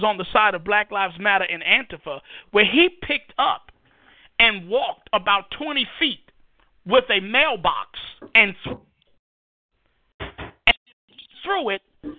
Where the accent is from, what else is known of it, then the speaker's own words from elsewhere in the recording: New York City, New York, United States; moved away as an adult; also born or lived in Iraq; now in North Carolina, United States; I grew up in Harlem, New York City.